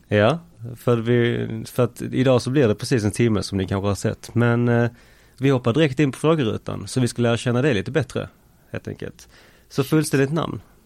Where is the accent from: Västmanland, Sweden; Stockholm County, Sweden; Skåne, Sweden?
Skåne, Sweden; Malmö; uppväxtdelen skedde till stora delar på Limhamn också